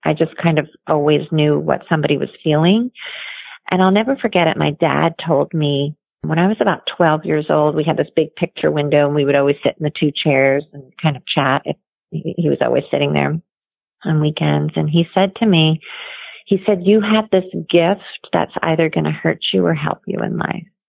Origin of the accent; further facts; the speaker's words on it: Toms River, New Jersey, United States; I grew up in New Jersey, down at the Jersey Shore in a little town called Toms River.